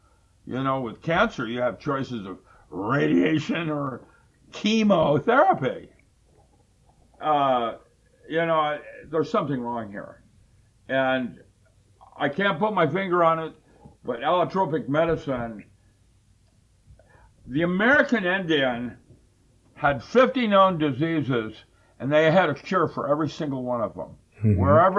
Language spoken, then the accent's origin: English; China; That's when I grew up in China.